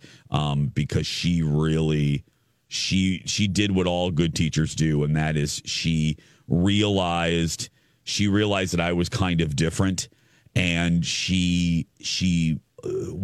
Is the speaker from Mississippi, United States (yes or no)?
no; Indiana, United States; moved away; I'm from Indiana